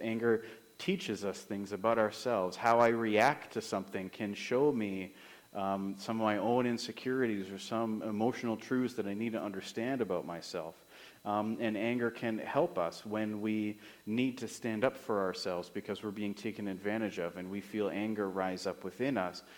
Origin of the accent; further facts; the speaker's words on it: Summerland, British Columbia, Canada; moved away as an adult; also born or lived in Regina, Saskatchewan / Kamloops / Moose Jaw, Saskatchewan / Estevan, Saskatchewan; I am from Summerland, is where I grew up.